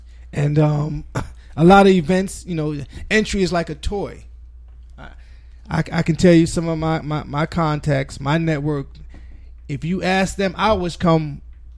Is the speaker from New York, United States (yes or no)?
yes; New York, United States; I'm a New Yorker